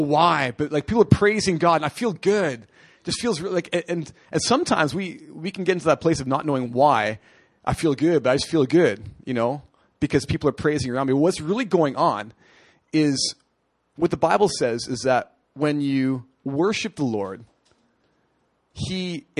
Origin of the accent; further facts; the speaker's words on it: Canada; moved away; I'm a hockey player. I'm from Canada.